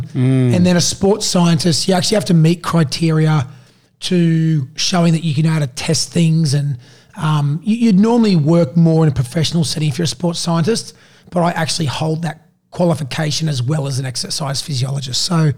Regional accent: Sydney, New South Wales, Australia; also born or lived in Queensland; Yeah, basically I sort of grew up in a football family. So my dad... We moved from Queensland to New South Wales out of Sydney, in 1994 when he started coaching the Cronulla Sharks.

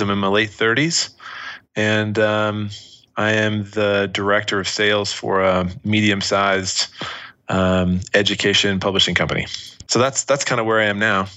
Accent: Washington, District of Columbia, United States; moved away; also born or lived in Utah; where we grew up in Washington D.C. area, and then we moved out west to Utah, is where I was living in high school

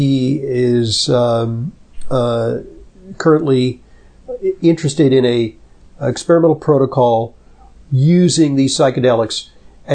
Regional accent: Santa Monica, California, United States; I'm from Santa Monica, California.

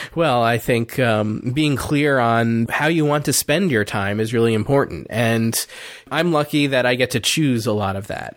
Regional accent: New Jersey, United States; also born or lived in Delaware; I moved back to my home state of New Jersey

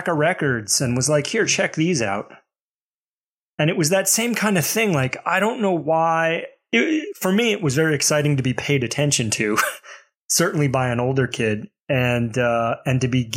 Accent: Mobile, Alabama, United States; I grew up in Alabama

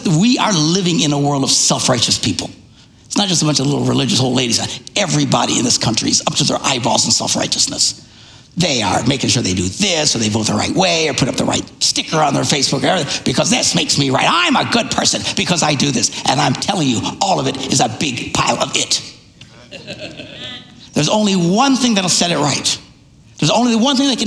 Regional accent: Neillsville, Wisconsin, United States; I was raised in Neillsville, Wisconsin.

